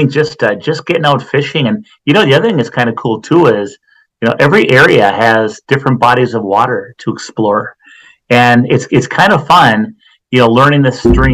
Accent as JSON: {"language": "English", "town": "St. Cloud", "region": "Minnesota", "country": "United States", "tie": "born or raised there", "said": "I grew up in St. Cloud, Minnesota"}